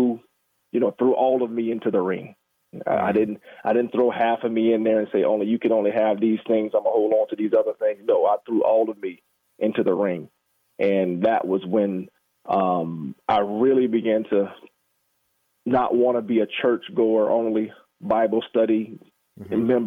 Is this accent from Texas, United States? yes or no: no; Jacksonville, Florida, United States; I'm born and raised in Jacksonville, Florida